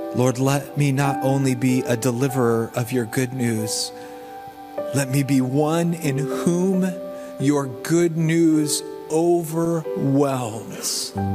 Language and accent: English; the South, United States; now in Indiana, United States; I'm from the South